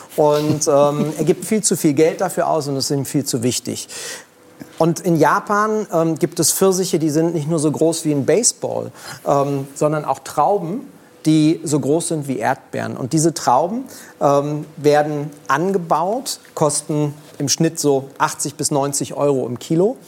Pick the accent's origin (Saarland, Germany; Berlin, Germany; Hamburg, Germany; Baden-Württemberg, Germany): Berlin, Germany; Ich bin in Kreuzberg groß geworden